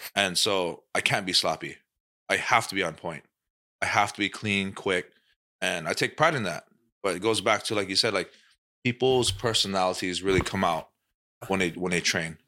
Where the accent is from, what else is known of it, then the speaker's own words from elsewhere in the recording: Hawaii, United States; Max is from, you know, my hometown